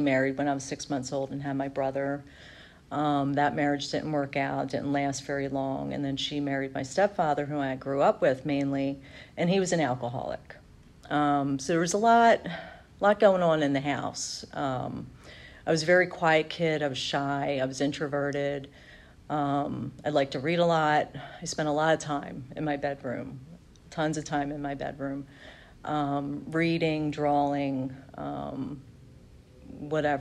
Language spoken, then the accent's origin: English; outside of Philadelphia, Pennsylvania, United States; I grew up outside of Philly.